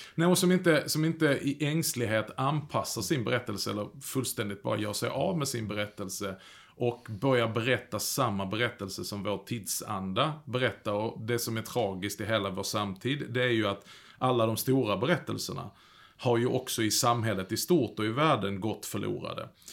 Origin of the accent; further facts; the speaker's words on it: Skåne, Sweden; Jag kommer ju från Skåne